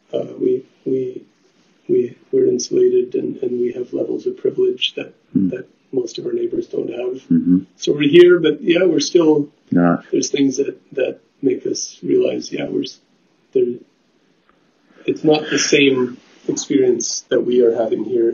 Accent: Steinbach, Manitoba, Canada; moved away as an adult; now in Winnipeg, Canada; I grew up in Steinbeck

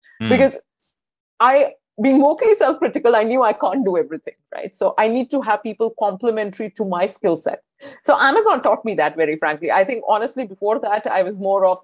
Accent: India; moved away; I come from India. My education has been in India.

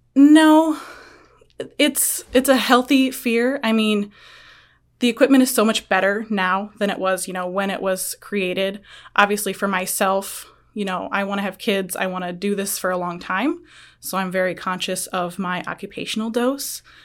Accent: Guttenberg, Iowa, United States; moved away; I'm originally from Guttenberg, Iowa

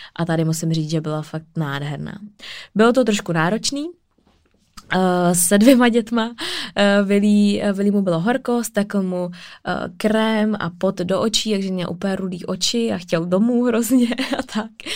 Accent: Czechia; já jsem Češka

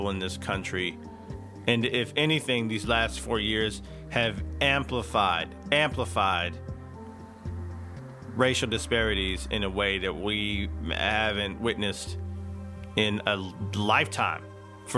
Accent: East Texas, United States; I grew up in Bible Belt East Texas

